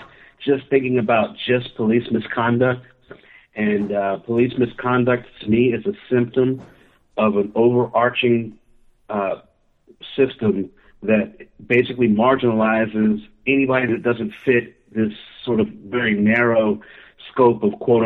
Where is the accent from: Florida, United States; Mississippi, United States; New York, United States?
Florida, United States; Key West; moved away as an adult; also born or lived in Georgia; I grew up in Key West, Florida, a very diverse, very open community